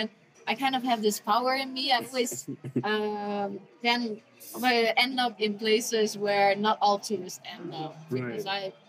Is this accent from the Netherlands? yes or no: yes; Netherlands; We come from the Netherlands, which is a small country.